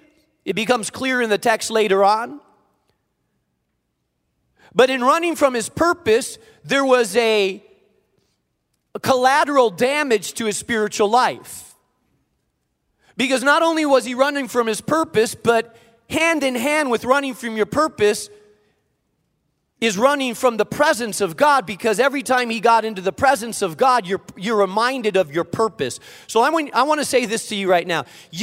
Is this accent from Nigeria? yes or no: no; Spain; I grew up in Spain, so it's actually the southern tip of Spain, right above Africa, and there is some nice weather there.